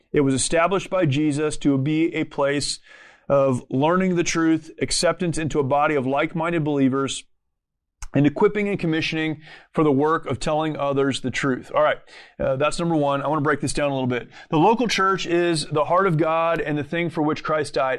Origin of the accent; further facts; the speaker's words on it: United States; as an American